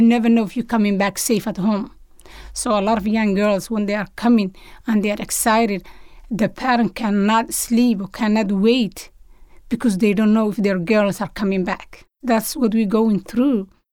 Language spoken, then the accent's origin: English; Somalia; moved away as an adult; now in United States; when I grew up in Somalia